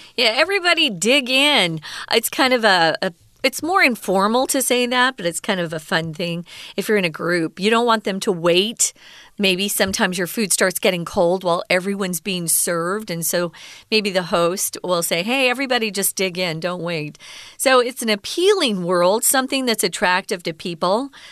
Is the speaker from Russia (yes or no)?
no; Southwest, United States; moved away as an adult; now in Taiwan; I'm from the Southwest in America.